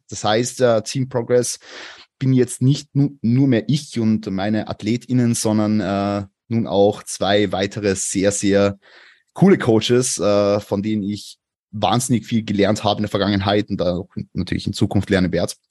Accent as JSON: {"language": "German", "region": "Vienna", "country": "Austria", "said": "ich komme aus Wien."}